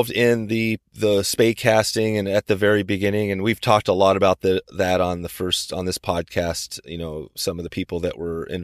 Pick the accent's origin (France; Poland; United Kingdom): Poland; moved away as an adult; also born or lived in San Francisco Bay Area